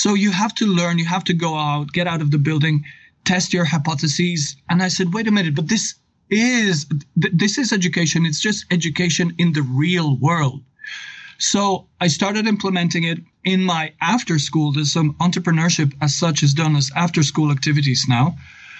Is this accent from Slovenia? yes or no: yes; Novo Mesto, Southeast Slovenia, Slovenia; English is a second language; I come from Slovenia. I've taught English for 21 years at the Novo Mesto Gymnasium. The Novo Mesto is my town